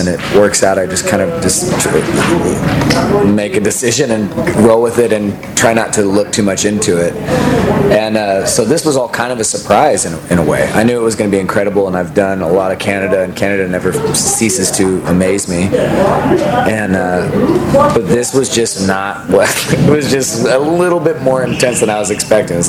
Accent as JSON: {"language": "English", "town": "Austin", "region": "Texas", "country": "United States", "tie": "born or raised there", "said": "growing up in Austin"}